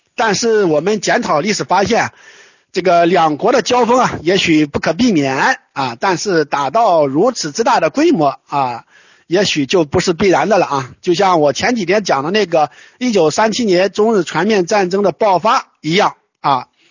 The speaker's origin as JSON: {"language": "Chinese", "country": "China", "said": "我们中国人"}